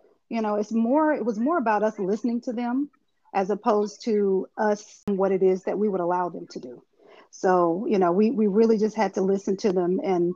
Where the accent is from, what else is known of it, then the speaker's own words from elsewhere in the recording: Eastern North Carolina, United States; I'm from Eastern North Carolina, so a lot of people say that's the country, but what we call it is riding out